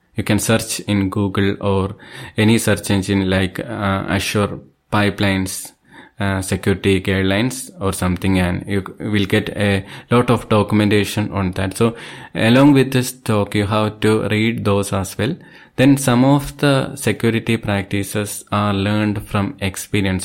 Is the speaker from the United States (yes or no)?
no; Thiruvananthapuram, Kerala, India; I am from Thiruvananthapuram, Kerala State.